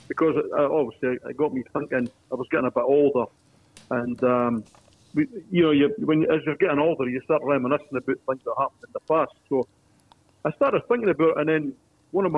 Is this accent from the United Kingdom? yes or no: yes; Dundee, Scotland, United Kingdom; now in Sydney, Australia; I'm from Dundee